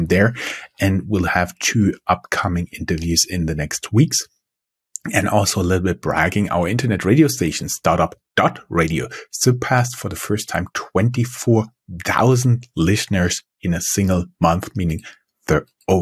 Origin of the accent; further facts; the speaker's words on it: Mainz, Rhineland-Palatinate, Germany; now in Frankfurt, Germany; The city of Mainz, my hometown.